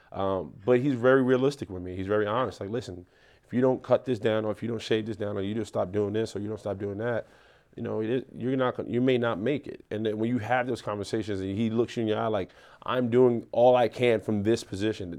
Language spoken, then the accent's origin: English; New York City, New York, United States; I grew up in the South Bronx. Uh, I went, I'm from Melrose Projects, one hundred fifty-sixth Street between Morrison and Cortland